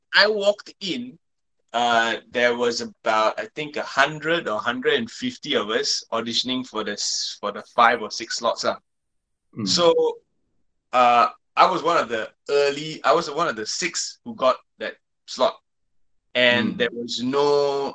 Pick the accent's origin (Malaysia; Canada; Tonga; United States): Malaysia; English is a second language; growing up in Malaysia